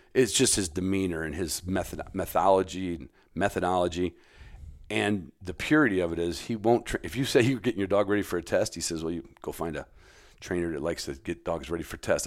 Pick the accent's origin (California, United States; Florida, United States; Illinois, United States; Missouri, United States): Illinois, United States; Chicago; I grew up in the city limits of Chicago